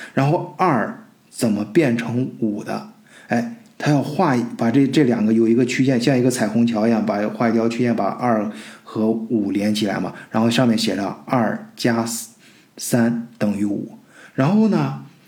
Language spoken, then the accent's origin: Chinese; China; 我们中国人，包括我自己亲身经历的这些，在中国这个基础教育阶段